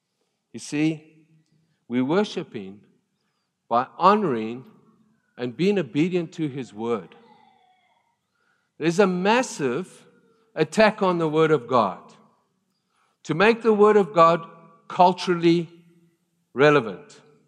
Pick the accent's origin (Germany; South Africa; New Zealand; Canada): South Africa; I came from South Africa. Rugby is a big deal, and I love rugby.